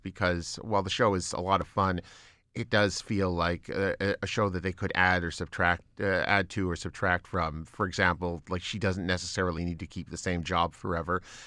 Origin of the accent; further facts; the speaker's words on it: Canada